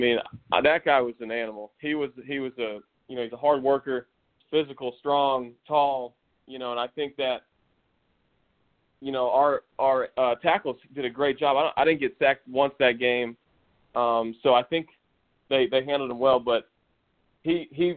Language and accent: English; Tampa, Florida, United States; also born or lived in O'Neill, Nebraska; I moved to Tampa when I was 5 years old